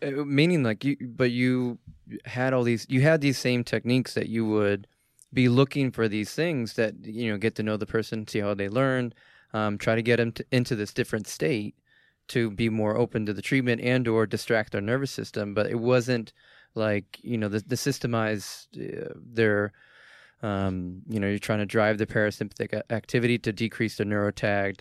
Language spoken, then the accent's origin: English; Boston, Massachusetts, United States; I'm from Boston